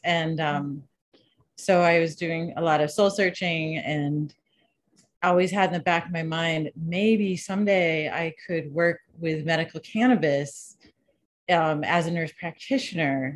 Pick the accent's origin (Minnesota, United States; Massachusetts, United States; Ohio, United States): Massachusetts, United States; Shutesbury; also born or lived in New York City; I'm from Shutesbury outside of Amherst, which is a little hill town, a wooded hill town with I grew up on a dirt road